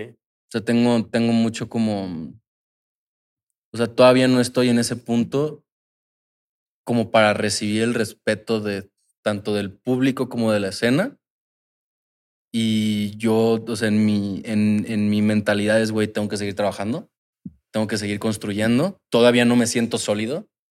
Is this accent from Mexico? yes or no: yes; Cancún, Quintana Roo, Mexico; somos de Cancún